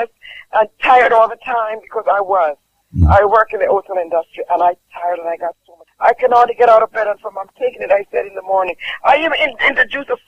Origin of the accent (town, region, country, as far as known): Jamaica